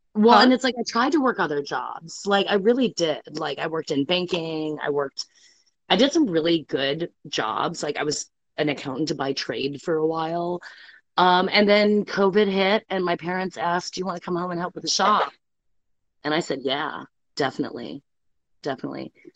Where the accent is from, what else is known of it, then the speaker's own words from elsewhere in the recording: Detroit, Michigan, United States; now in Corolla, United States; I grew up in the Metro Detroit area